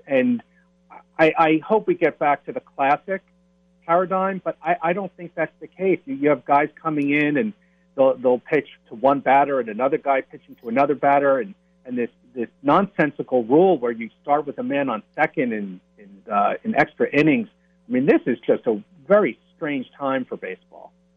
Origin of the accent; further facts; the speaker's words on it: Springfield, New Jersey, United States; I'm also a native of New Jersey. I grew up in Springfield, which is about an hour from Trenton